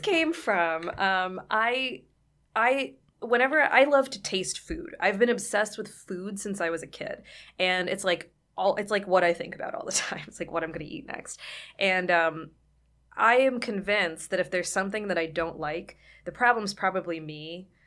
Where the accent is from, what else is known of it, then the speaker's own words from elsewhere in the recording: Somerset, Pennsylvania, United States; moved away; I was born and raised there